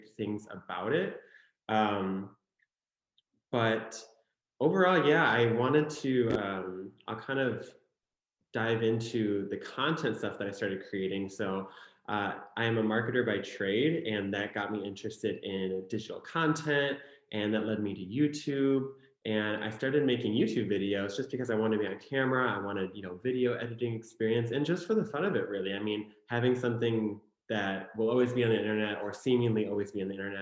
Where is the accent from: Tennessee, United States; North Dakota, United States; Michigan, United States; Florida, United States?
Michigan, United States; Detroit; accent: Michigan accent; we're all from Metro Detroit